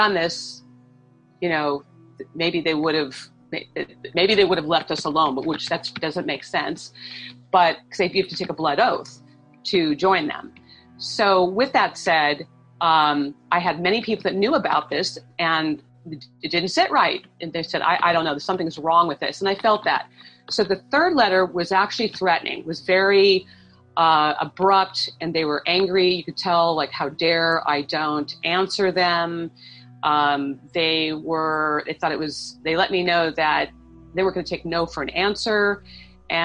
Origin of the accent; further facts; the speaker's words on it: St. Louis, Missouri, United States; I was born in St. Louis, Missouri